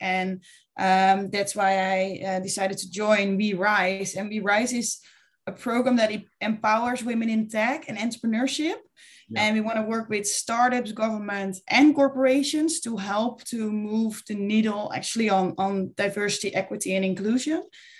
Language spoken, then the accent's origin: English; Buren, Gelderland, Netherlands; English is a second language; from Buren.